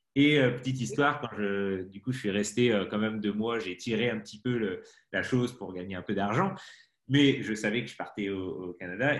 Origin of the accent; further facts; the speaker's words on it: Brittany, France; moved away as an adult; also born or lived in Paris; Je suis breton, donc je suis pas du tout de citadin de base